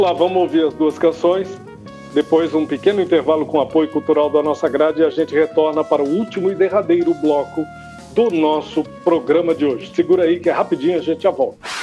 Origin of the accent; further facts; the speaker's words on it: Brazil; enquanto brasileiros, enquanto país